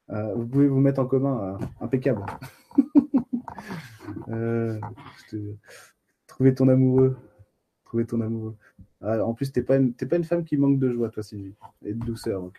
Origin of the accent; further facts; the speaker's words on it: Bastia, Corsica, France; moi je suis de Bastia, Eric. moi je suis, suis pas de Bonifacio, mais euh, j'y suis allé euh, il n'y a pas longtemps